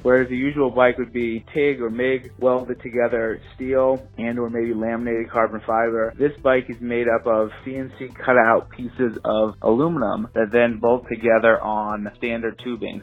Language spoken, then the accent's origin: English; New York City, New York, United States; I grew up in New York City, very small apartment.